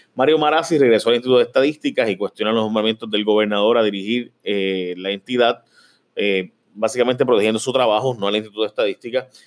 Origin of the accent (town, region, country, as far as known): Puerto Rico